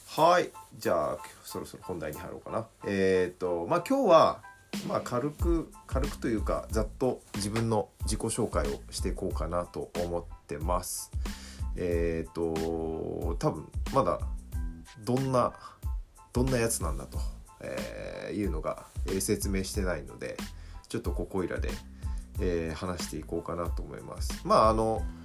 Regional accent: Yokohama, Kanagawa, Japan; 生まれは横浜市

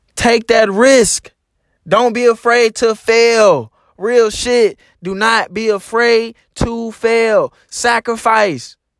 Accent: Arkansas, United States; my home state. You know, Arkansas is a very, very, very small, um, uh, state

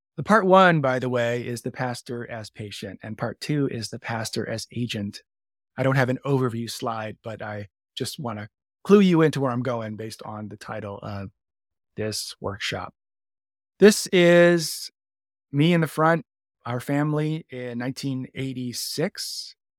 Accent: Canada; now in Chicago, United States; I'm Canadian born as well

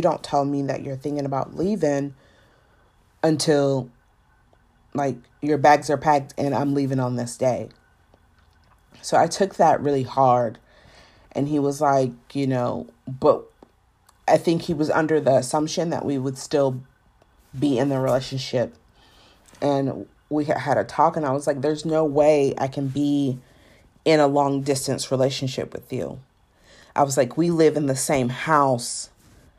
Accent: Savannah, Georgia, United States; also born or lived in Atlanta; even though I was born in Savannah, Georgia, and, you know, grew up in Georgia

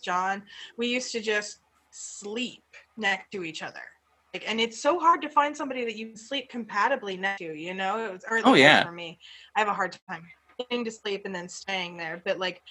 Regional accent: Albuquerque, New Mexico, United States; now in Oregon, United States; I grew up in Albuquerque, which sounds like, I mean, it's New Mexico, but like it's a city

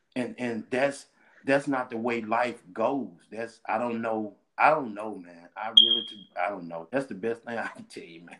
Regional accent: Starkville, Mississippi, United States; I'm from Starkville, Mississippi. That's in central part of the state

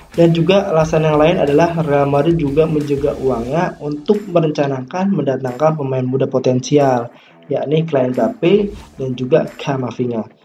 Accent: Jakarta, Indonesia; born there; lahir di Jakarta pada 3 November 1999.

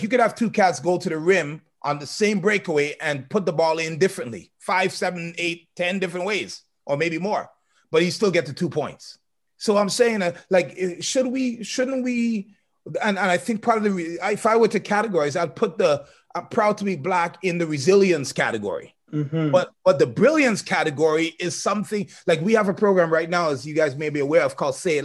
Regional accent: Trinidad & Tobago; me as a Trinidadian who is indirectly African

